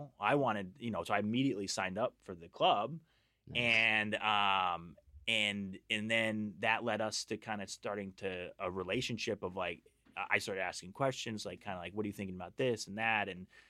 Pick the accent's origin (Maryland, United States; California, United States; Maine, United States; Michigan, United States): Maryland, United States; Annapolis; Yeah, I'm from Annapolis, Maryland, originally, and went to University of Maryland, played baseball there, and got drafted by the Philadelphia Phillies and played with them for 4 years.